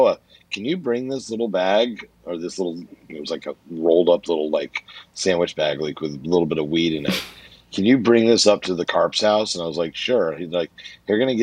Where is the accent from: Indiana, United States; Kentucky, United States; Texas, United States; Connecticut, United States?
Connecticut, United States; central; also born or lived in New York / New Jersey; We were in Connecticut. We left New York, New Jersey. We went to like central Connecticut.